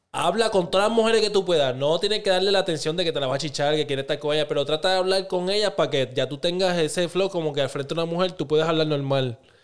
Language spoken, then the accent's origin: Spanish; Puerto Rico; moved away; also born or lived in Lawton, Oklahoma